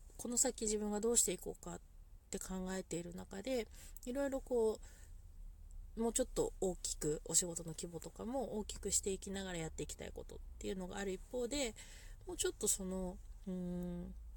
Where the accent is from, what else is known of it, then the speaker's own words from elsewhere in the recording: Niigata, Japan; 私たちこう新潟に長く住んでいる人間だったりとか